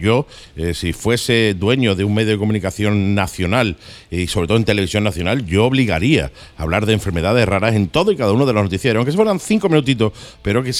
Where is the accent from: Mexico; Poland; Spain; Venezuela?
Spain; Santander, Cantabria; No, de Santander.